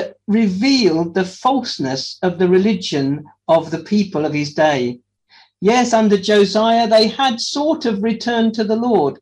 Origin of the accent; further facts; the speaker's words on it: Wales, United Kingdom; we're Welsh